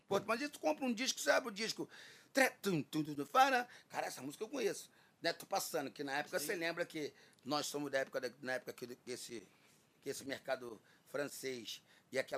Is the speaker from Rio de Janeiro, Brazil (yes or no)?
yes; Rio de Janeiro, Brazil